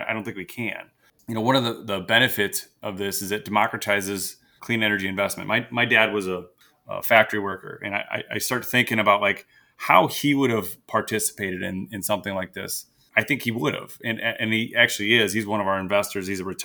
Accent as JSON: {"language": "English", "town": "Prairie du Chien", "region": "Wisconsin", "country": "United States", "tie": "born or raised there", "also_born_or_lived": "Madison, Wisconsin", "said": "I'm a lifelong Wisconsin resident. I grew up in Prairie du Chien"}